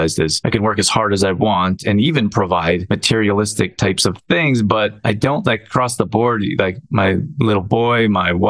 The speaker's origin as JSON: {"language": "English", "country": "Canada", "tie": "born or raised there", "said": "I grew up in Canada"}